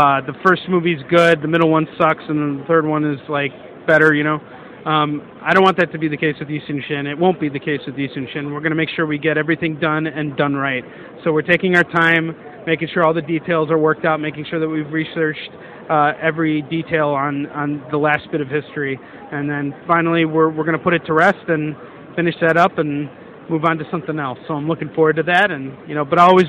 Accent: Chicago, Illinois, United States; I'm from Chicago, Illinois.

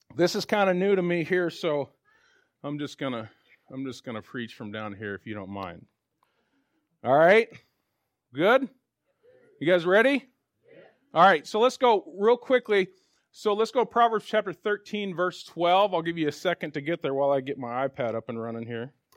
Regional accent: Spokane, Washington, United States; also born or lived in Tulsa, Oklahoma; I grew up here in Spokane

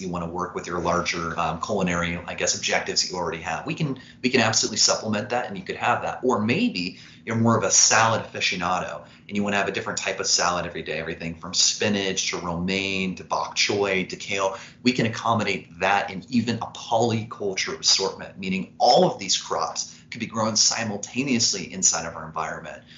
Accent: Evansville, Indiana, United States; I'm from Evansville, Indiana, which is the southernmost point of the state, right on the Kentucky border. And after growing up in this town

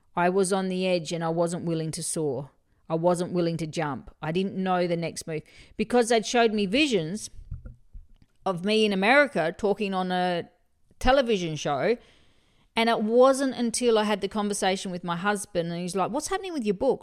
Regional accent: Murray Bridge, South Australia, Australia; I'm Bogan from Murray Bridge

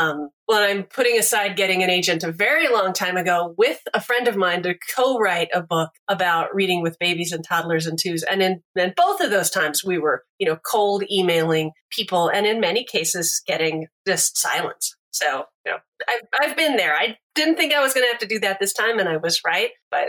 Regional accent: Texas, United States; also born or lived in Kansas; I grew up in Texas and Kansas, but my folks had grown up in a very small town in Kansas, a different one than where I ended up eventually.

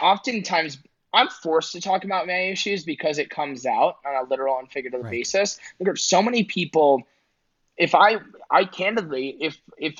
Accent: New York, United States; I'm a New Yorker

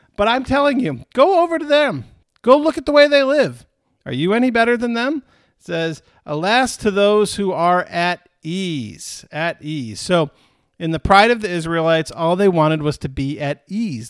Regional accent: Michigan, United States; moved away; my home state.

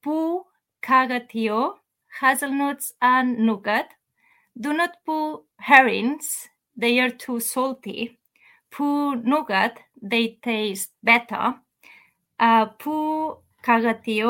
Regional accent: Catalonia, Spain; I'm from Catalunya in the northeast of Spain.

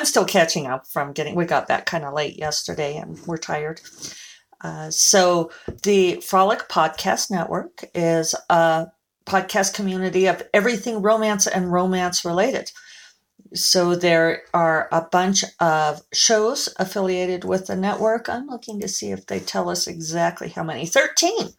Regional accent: Denver, Colorado, United States; moved away; go up to Denver, which is my hometown.

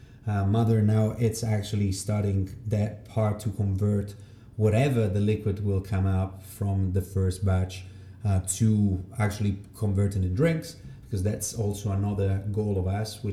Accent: Rome, Lazio, Italy; English is a second language; moved away as an adult; just because it's a mix of 7 different countries, which is all the countries that I've been living. And of course, there's a bit of Italian, which is, that's where I came from. I'm from Rome

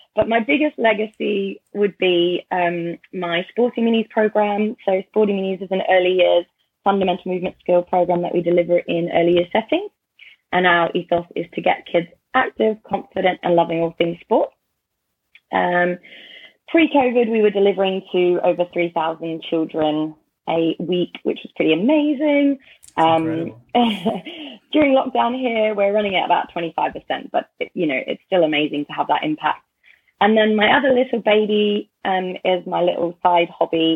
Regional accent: Australia; moved away as an adult; now in United Kingdom; I grew up in Australia

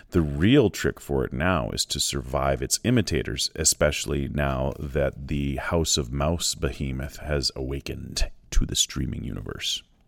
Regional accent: Shaunavon, Saskatchewan, Canada; my hometown movie theater in Shaunam, in Saskatchewan

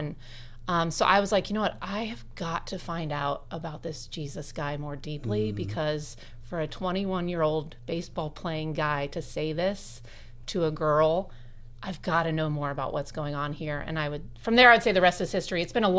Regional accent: Bloomington, Indiana, United States; also born or lived in Lafayette, Indiana / San Diego, California; I am a 40-year-old mama of two. I'm married to my husband, Ryan, and I'm born and raised in Bloomington. Okay. So we lived away in Lafayette for a couple of years and then San Diego, but we eventually came home.

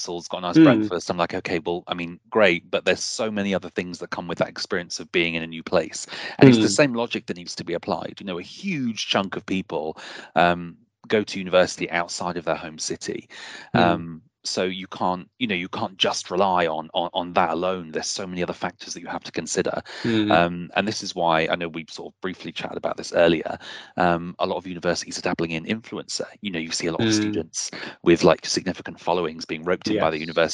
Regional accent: Bristol, South West England, United Kingdom; I come from Bristol, which has a huge arts culture

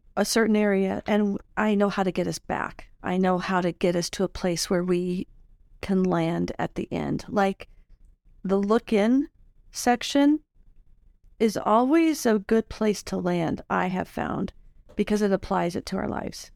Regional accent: Illinois, United States; moved away; I grew up in Illinois, and we have tornadoes there

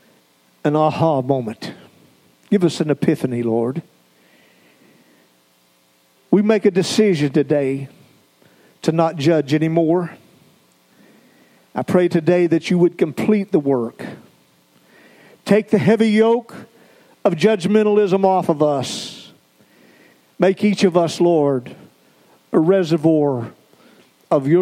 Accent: the South, United States; moved away as an adult; also born or lived in Idaho; we came from the South. We had our culture in the South

